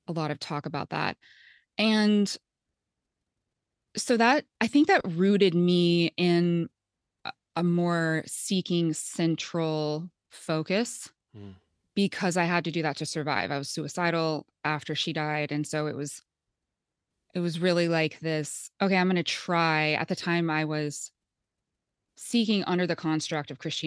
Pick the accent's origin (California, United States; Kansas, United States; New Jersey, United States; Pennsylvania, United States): Kansas, United States; Topeka; I grew up in Topeka, Kansas